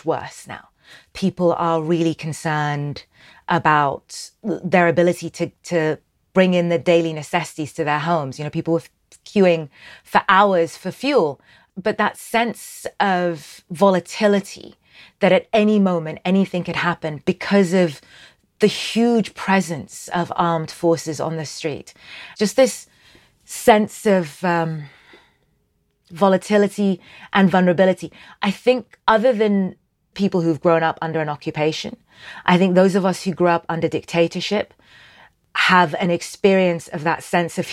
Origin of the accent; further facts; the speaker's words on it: Sudan; I'm from Sudan.